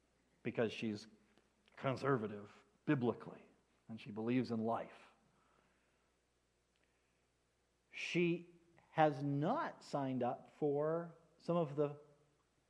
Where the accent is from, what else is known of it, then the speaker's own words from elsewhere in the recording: United States; the traditions that we have set as American Christians